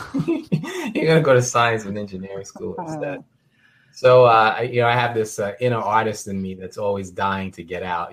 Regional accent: New York City, New York, United States; a, young uh, young uh, teenager growing up in New York City

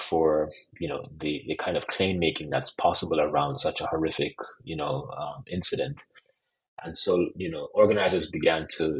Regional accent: Jamaica; I'm also Jamaican

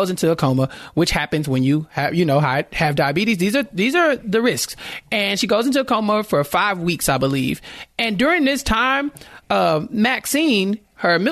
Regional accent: Texas, United States; I'm from Texas

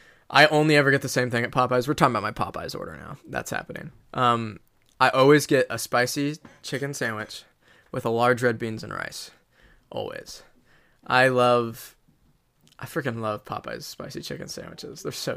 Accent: Midwest, United States

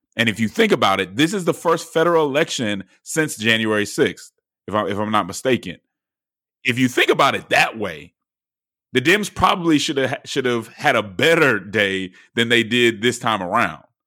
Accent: Georgia, United States

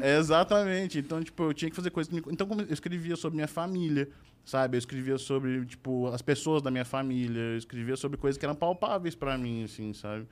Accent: Uberaba, Minas Gerais, Brazil; eu sou de Uberaba

